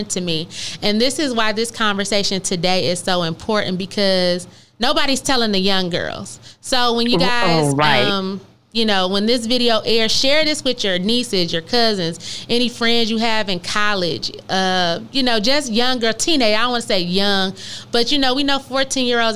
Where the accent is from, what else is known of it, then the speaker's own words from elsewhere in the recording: Michigan, United States; moved away; we're from Michigan